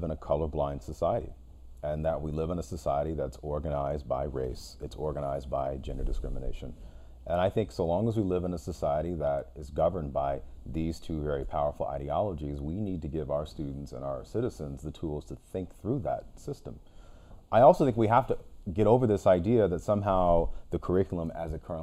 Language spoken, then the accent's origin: English; Sacramento, California, United States; we share a similar background growing up in South Sacramento